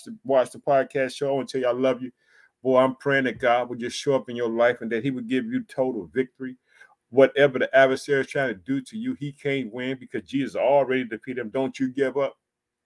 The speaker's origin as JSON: {"language": "English", "region": "Illinois", "country": "United States"}